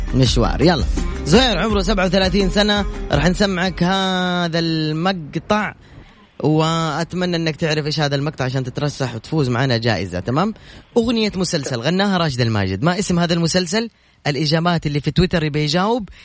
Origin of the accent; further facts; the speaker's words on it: Medina, Medina Province, Saudi Arabia; moved away; طبعاً أنا مسقط رأسي المدينة، ولدت في المدينة، وسكنت في حي البحر